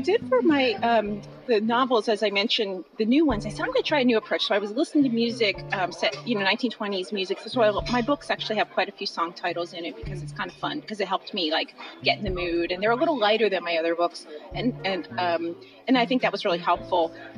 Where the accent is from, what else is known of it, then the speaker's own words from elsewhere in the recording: Philadelphia, Pennsylvania, United States; I grew up in Philadelphia